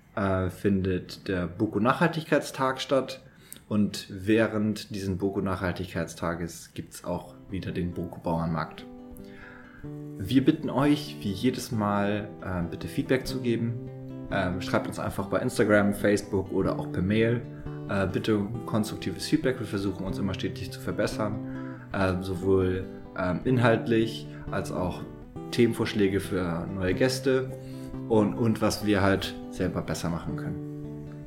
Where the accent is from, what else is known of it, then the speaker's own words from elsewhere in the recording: Hamburg, Germany; moved away; ich komme aus dem Norden Deutschland, aus Hamburg